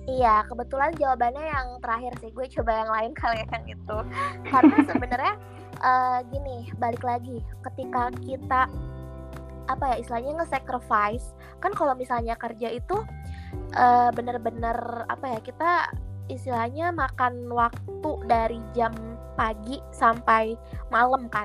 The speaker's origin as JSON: {"language": "Indonesian", "town": "Bogor", "region": "West Java", "country": "Indonesia", "said": "yang kan gue anak ini ya, kita kan anak Bogor ya."}